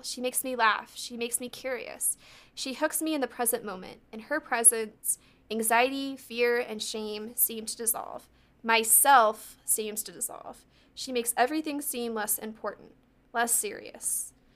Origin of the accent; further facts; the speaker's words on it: United States; I'm American